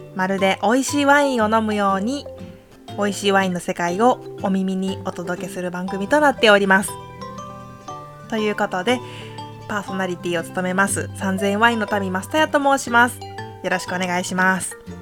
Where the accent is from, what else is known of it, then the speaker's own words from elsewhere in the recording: Hiroshima, Japan; 私のふるさとの広島県